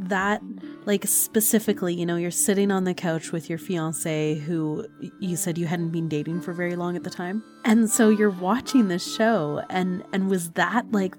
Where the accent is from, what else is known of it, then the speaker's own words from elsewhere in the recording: Canada; being Canadian